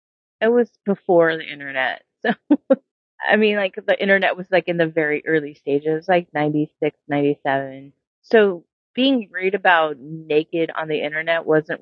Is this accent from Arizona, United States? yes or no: no; Las Vegas, Nevada, United States; also born or lived in Seattle; now in Los Angeles, United States; I was born and raised in Vegas and I moved to Seattle in 1996 and moved back to Las Vegas in 2005 and moved to here to LA in 2007.